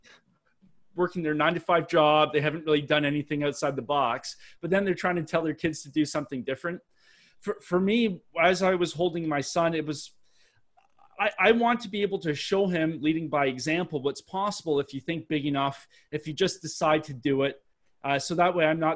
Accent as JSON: {"language": "English", "country": "Canada", "accent": "Canadian", "said": "I'm Canadian, if nobody can tell from my Canadian accent, it usually gives me away"}